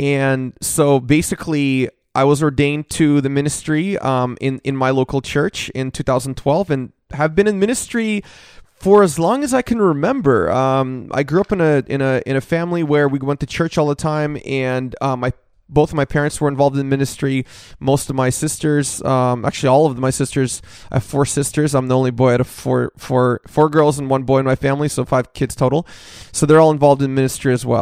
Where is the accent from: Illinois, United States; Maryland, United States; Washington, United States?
Washington, United States; Seattle; moved away as an adult; now in Southern California, United States; I grew up in Seattle